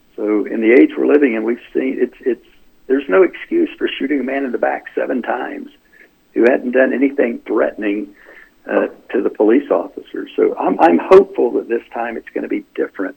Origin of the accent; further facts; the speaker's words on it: North Carolina, United States; when I grew up in North Carolina, we had good schools, and I'm a proud uh, product of the North Carolina public education system